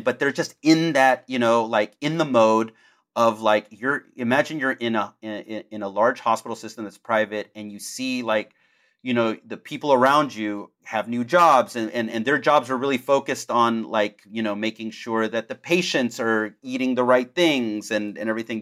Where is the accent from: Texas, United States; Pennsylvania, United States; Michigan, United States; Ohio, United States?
Texas, United States; Houston; I grew up in Houston, and I grew up, you know, upper middle class